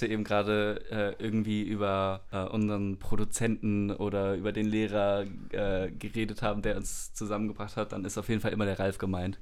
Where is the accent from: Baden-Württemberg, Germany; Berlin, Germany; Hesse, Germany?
Hesse, Germany; Frankfurt; bin schon mein ganzes Leben lang lebe ich in Frankfurt